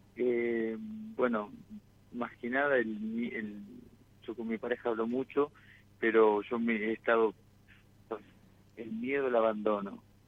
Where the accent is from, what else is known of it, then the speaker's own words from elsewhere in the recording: Sunchales, Santa Fe, Argentina; yo soy de Suchales, vivo allá y voy vengo seguido